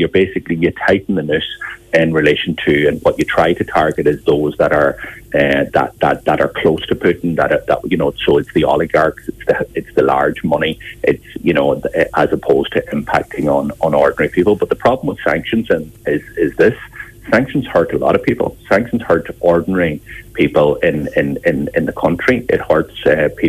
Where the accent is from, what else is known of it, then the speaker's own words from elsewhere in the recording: Ireland; We as the Irish nation